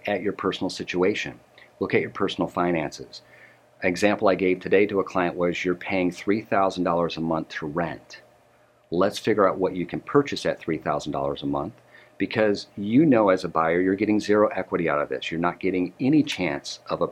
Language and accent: English; Detroit, Michigan, United States; now in Dallas-Fort Worth, United States; I'm from Detroit